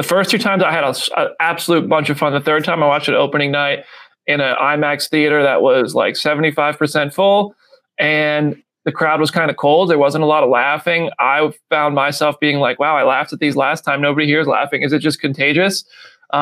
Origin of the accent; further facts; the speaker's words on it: Freehold, New Jersey, United States; now in Nashville, United States; I grew up in Freehold